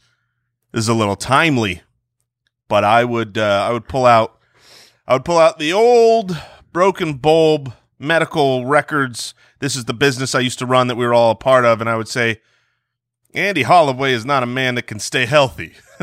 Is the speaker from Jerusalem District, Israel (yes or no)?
yes; Jerusalem, Jerusalem District, Israel; born there